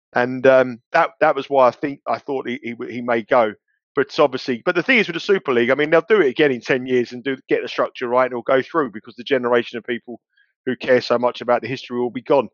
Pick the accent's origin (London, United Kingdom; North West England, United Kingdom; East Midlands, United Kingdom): London, United Kingdom; when I was a kid growing up in London, in North London